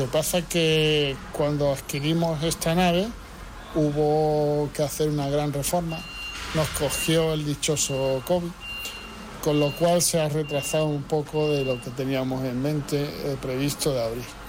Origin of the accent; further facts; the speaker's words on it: Ceuta, Spain; somos Ceutí, somos Caballa